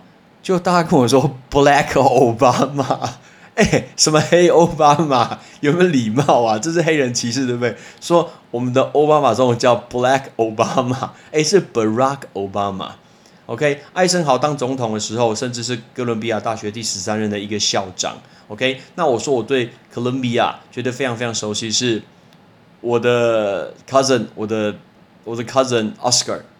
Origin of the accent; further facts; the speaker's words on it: Taiwan; 有一个很有名的人是我们台湾人